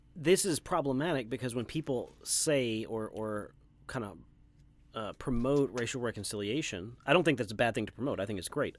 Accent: Texas, United States; an American white guy from Texas

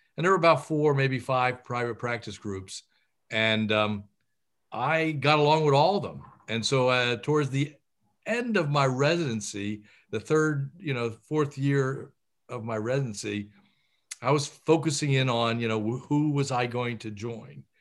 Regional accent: Philadelphia, Pennsylvania, United States; I was from Philadelphia. My parents had come from Italy and settled in Philadelphia, and I knew nothing but Philly.

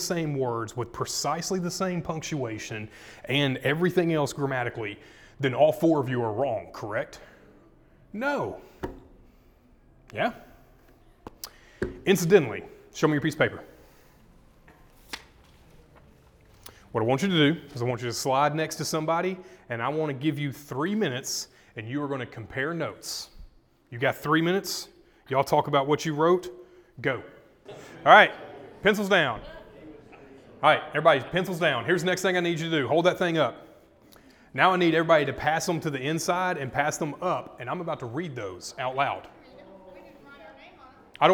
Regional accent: Arkansas, United States; we're from Arkansas

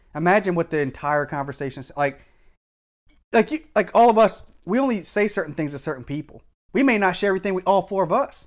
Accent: Howard County, Maryland, United States; I grew up in Howard County

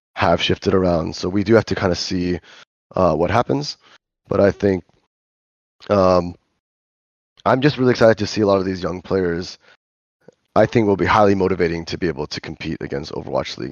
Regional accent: Los Angeles, California, United States; now in Korea; I'm from L

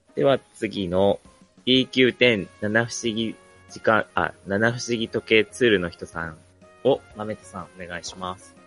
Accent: Hokkaido, Japan; うちの地元は1週間ぐらいしか入れない

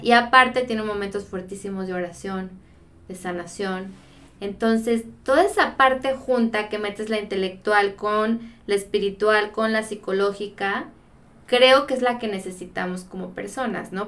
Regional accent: Guadalajara, Jalisco, Mexico; soy de acá de Guadalajara

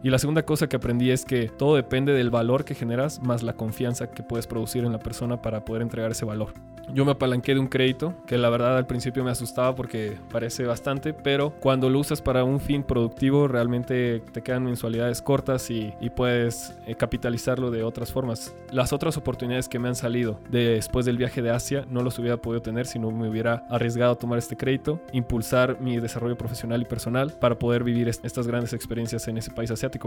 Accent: Mexico City, Mexico; Nací en Ciudad de México en el 93

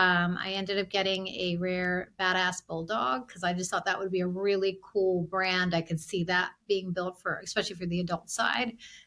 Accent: India; It's just, I'm from India. My husband's from Sri Lanka.

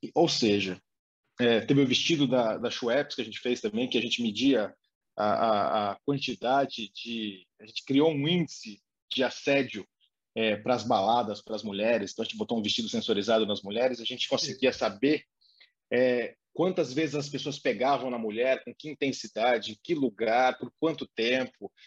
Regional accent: interior of São Paulo, Brazil; Eu sou do interior de São Paulo

